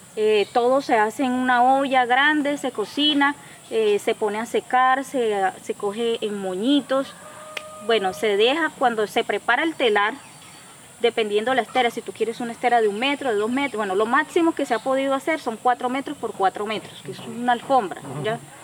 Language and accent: Spanish; La Mata, Cesar, Colombia; yo me crié aquí en La Mata, eh, después de Pelaya, ahí. Me crié como hasta los 10 años ahí con mis abuelos